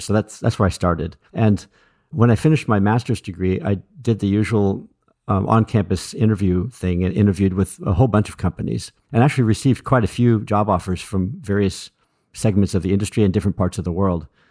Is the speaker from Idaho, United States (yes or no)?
no; Berkeley, California, United States; I grew up in Berkeley, California